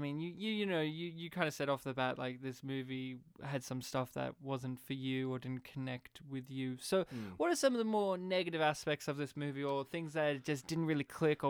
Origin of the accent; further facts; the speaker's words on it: Australia; we're from Australia.